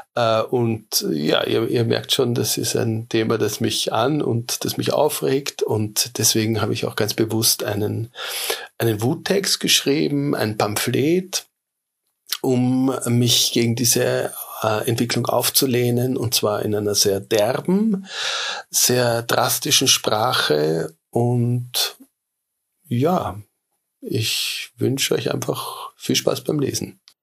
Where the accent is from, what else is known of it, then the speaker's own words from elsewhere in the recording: Vienna, Austria; Ich bin in Wien geboren